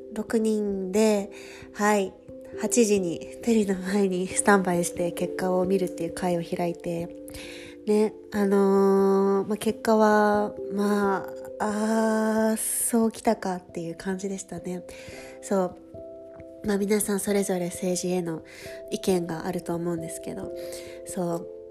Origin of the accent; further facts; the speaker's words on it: Japan; first language Japanese; now in Paris, France; フランス・パリに住んでいる日本人